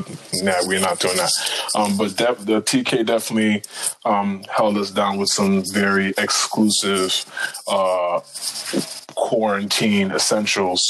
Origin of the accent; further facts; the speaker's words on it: New York, United States; As a New Yorker.